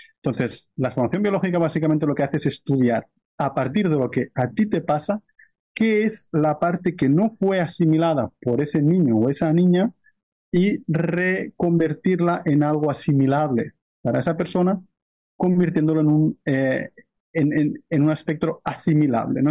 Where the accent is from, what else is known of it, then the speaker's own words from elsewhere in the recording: near Barcelona, Catalonia, Spain; moved away as an adult; now in Brazil; Yo soy de cerca de Barcelona y, básicamente estoy viviendo ahora desde hace un año en la selva de Brasil.